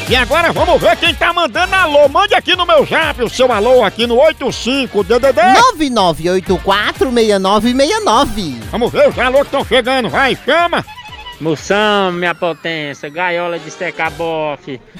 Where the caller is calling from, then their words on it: Sacramento, California, United States; Sacramento, Califórnia.